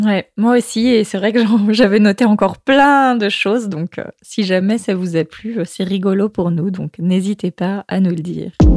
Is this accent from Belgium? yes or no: no; France; now in Lima, Peru; moi en tant que française